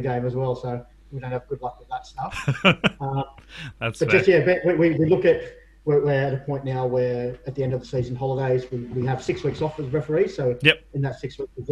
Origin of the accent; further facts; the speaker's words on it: Sydney, New South Wales, Australia; I grew up in the inner city, so I grew up around Redfern and Waterloo.